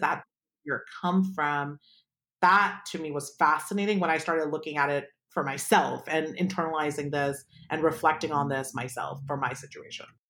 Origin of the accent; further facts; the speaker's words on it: Palo Alto, California, United States; I grew up in Palo Alto